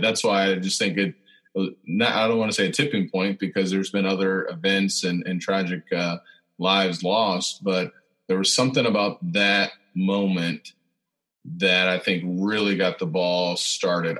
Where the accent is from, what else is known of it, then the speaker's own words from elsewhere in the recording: Central Illinois, United States; I was born in Central Illinois